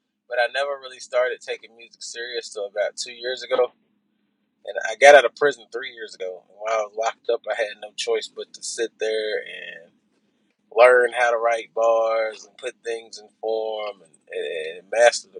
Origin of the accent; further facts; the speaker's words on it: Louisville, Kentucky, United States; I'm from Louisville, Kentucky.